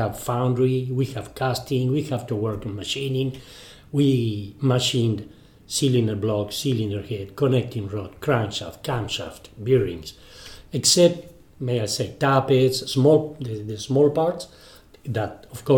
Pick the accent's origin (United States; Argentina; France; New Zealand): Argentina; first language Spanish; English is a second language; I was born in Argentina. So sorry for my English.